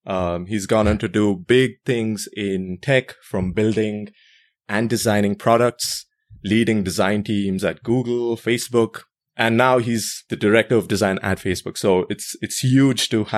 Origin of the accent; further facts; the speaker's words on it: India; growing up in India